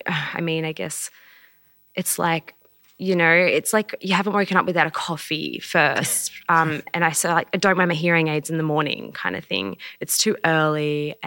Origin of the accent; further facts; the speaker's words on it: Melbourne, Victoria, Australia; now in Brisbane, Australia; This is my sign name. I was born deaf. I grew up in Melbourne and then I moved to Brisbane to be close to family.